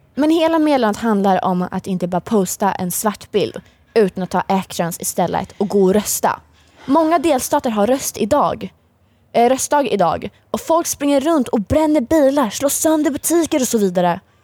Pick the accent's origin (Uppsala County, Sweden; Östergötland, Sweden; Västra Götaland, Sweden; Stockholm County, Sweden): Östergötland, Sweden; Linköping; Jag är uppväxt i Linköping, jag har bott största delen av mitt liv i Linköping